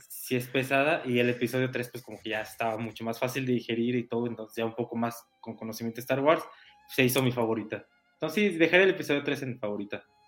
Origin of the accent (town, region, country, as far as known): Mexico